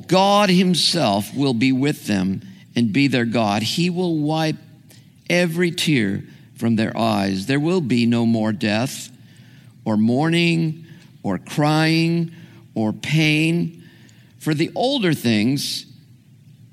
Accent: Santa Ana, California, United States; I grew up in Orange County

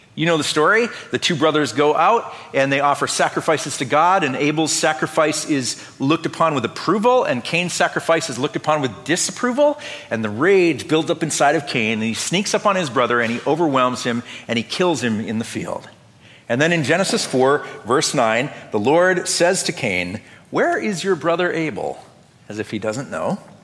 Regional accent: North Dakota, United States; Growing up in Lutheran church in North Dakota

